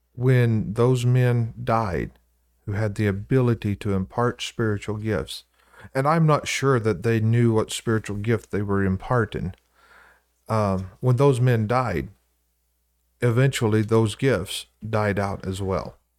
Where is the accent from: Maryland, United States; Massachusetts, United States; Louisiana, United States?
Louisiana, United States; now in Iowa, United States; I'm from Louisiana